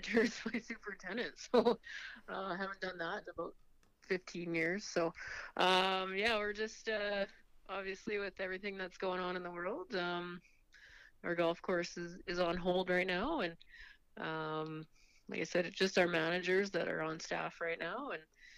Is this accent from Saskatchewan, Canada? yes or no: yes; Estevan, Saskatchewan, Canada; I am born and raised in Esteban